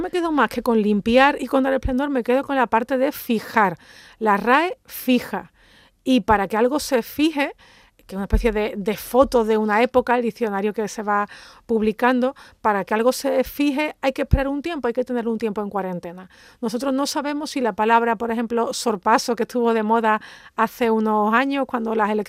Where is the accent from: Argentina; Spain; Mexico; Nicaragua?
Spain; Andalusia; yo, que soy andaluza, me siento plenamente incluida